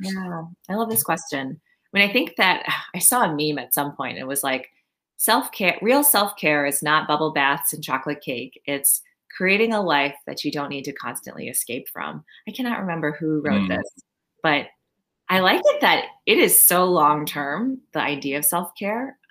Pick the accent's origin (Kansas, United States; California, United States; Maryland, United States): Maryland, United States; also born or lived in Long Island, New York; now in New York, United States; So I grew up in Maryland. I was born in Long Island